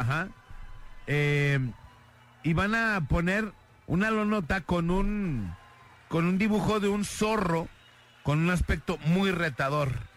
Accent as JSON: {"language": "Spanish", "town": "Guadalajara", "region": "Jalisco", "country": "Mexico", "said": "todos somos jaliscienses, tapatíos"}